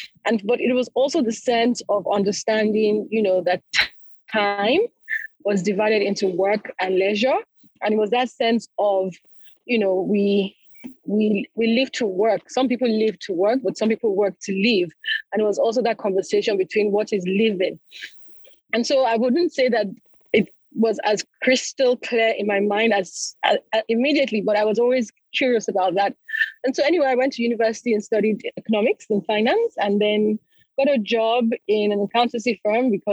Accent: Lagos, Nigeria; So I was born and brought up in Lagos in Nigeria, so I'm Nigerian.

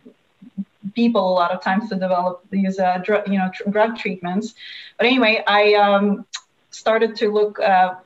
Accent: Russia; also born or lived in Palo Alto, California; now in United States; I come from Russia, where we mostly have apartment buildings and we don't have single family homes

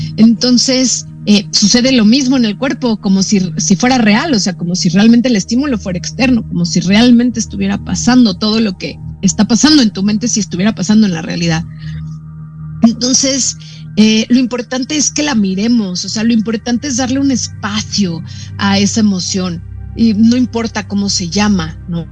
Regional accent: Mexico; also born or lived in Brazil

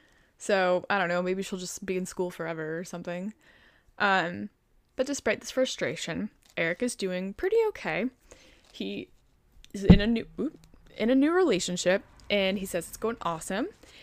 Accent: Chicago, Illinois, United States; accent: Chicagoan; I think my Chicagoan accent back then was, like, a lot more thick.

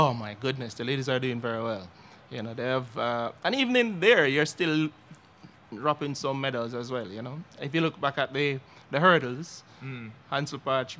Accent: Jamaica; I'm from Jamaica.

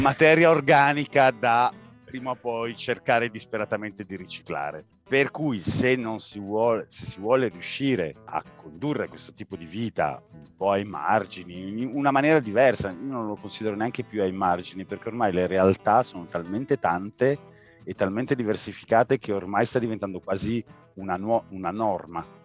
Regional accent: Turin, Piedmont, Italy; Io e la mia famiglia siamo nati e cresciuti a Torino

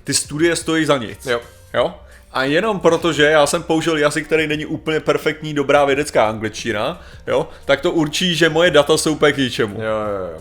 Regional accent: Czechia; já jako Čech

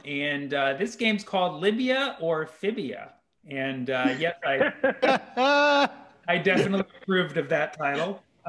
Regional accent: Lebanon; I'm Lebanese

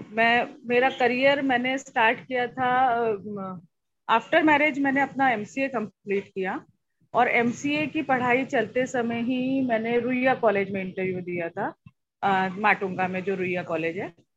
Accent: Jabalpur, Madhya Pradesh, India; मैं जबलपुर शहर से हूँ जबलपुर मध्य प्रदेश जो हार्ट ऑफ इंडिया कहलाया जाता है तो वहाँ से मैं हूँ

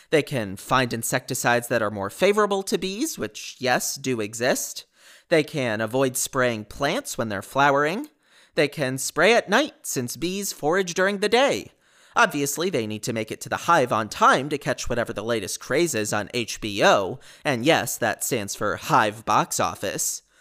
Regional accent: New Jersey, United States; I'm from New Jersey. I work in consulting and I'm engaged to my wonderful fiance.

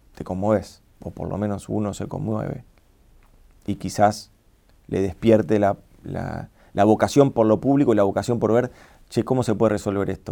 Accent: Argentina; nosotros somos argentinos

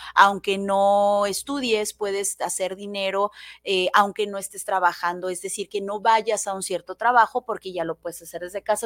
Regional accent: Mexico; soy mexicana y me encanta ser mexicana

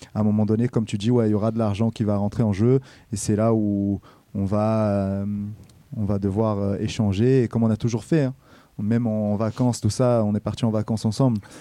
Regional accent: Brazil; now in Rouen, France; moi je suis né au Brésil

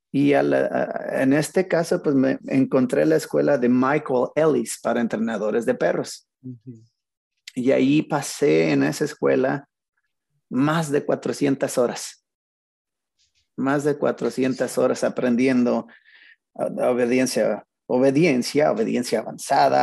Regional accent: Zacatecas, Mexico; moved away as an adult; crecí en Zacatecas mi primera etapa de mi vida

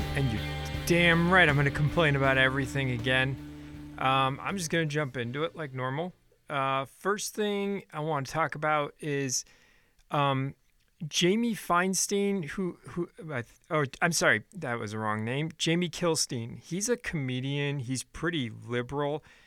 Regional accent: United States; as an American

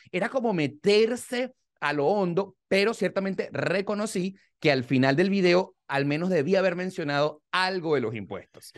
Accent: Venezuela; moved away as an adult; venimos de Venezuela

